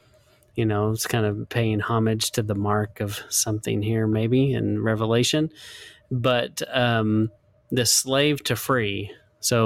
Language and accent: English; United States; I'm an American